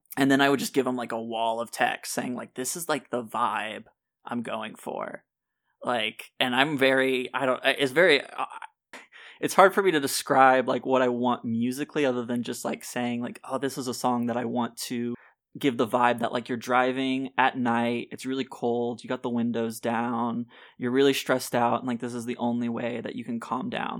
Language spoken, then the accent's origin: English; Tennessee, United States; moved away as an adult; also born or lived in Nashville; now in Florida, United States; I grew up in Tennessee, so, like, a lot of my life is there.